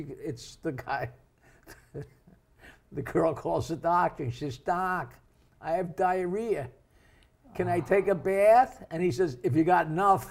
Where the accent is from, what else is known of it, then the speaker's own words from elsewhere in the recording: East Norwich, New York, United States; I'm a poor kid from East Norwich